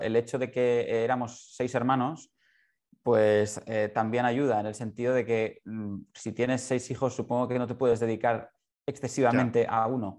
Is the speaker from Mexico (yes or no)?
no; Barcelona, Catalonia, Spain; yo soy de Barcelona, ciego de nacimiento